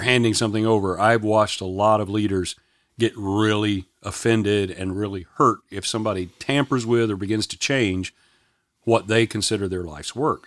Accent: Shreveport, Louisiana, United States; I grew up in Shreveport, Louisiana

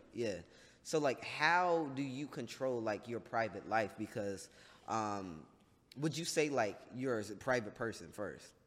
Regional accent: North Carolina, United States; I'm from North Carolina

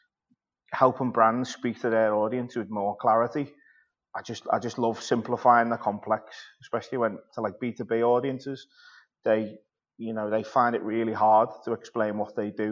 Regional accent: Birkenhead, North West England, United Kingdom; at the Birkenhead News, which is where I'm from, just in my hometown.

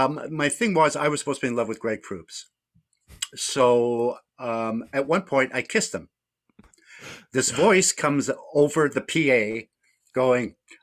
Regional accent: Scotland, United Kingdom; born there; I mean, I was fortunate in a way in that I was born in Scotland. So at home, I had a lot of British influences.

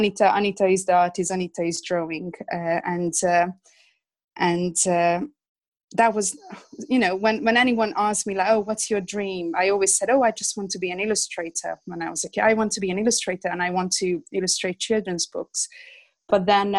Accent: Hungary; English is a second language; moved away as an adult; now in England; I'm originally from Hungary. That's where I was born and that's where I grew up. I came to England about 20 years ago.

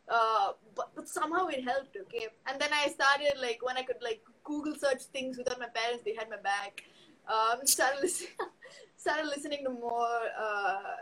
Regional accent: Chennai, Tamil Nadu, India; accent: Chennai Tamil; I don't have an Ur. I was born in Chennai, so uh, like my, my dad has a side, my mom has a side, but like for me it was city only.

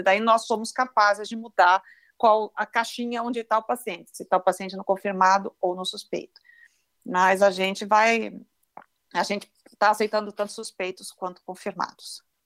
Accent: Brazil; nós, como brasileiros

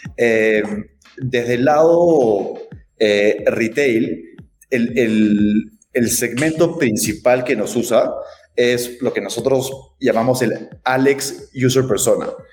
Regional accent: Lima, Peru; moved away as an adult; now in Mexico City, Mexico; yo soy de Perú, eh, de Lima, eh, pero no vivo en Lima hace ocho años

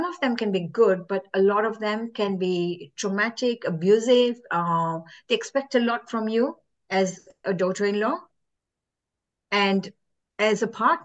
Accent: Kenya; I'm originally from Kenya

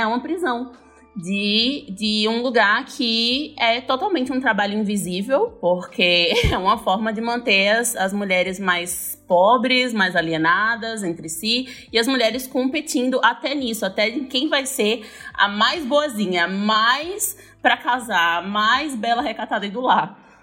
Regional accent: Northeast Region, Brazil; moved away; eu sou nordestina

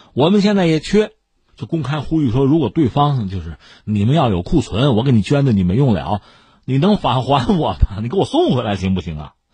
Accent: China; 我们中国人

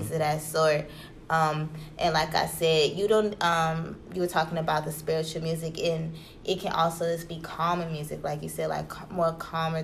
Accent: Chicago, Illinois, United States; I am from Chicago.

